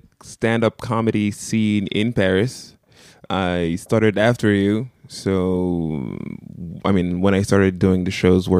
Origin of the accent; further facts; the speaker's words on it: Cameroon; first language French; English is a second language; moved away as an adult; now in France; I'm from Cameroon.